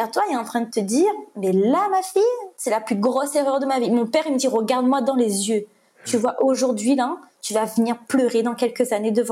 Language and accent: French; Réunion, France; je viens de la Réunion, je, je, viens de faire une cagnotte pour passer ça